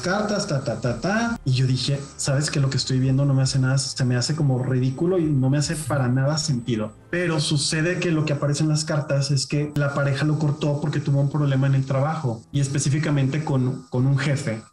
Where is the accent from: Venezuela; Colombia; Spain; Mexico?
Mexico; Monterrey, Nuevo León; yo soy regiomontano y en, y en Monterrey nos gustan las cosas directas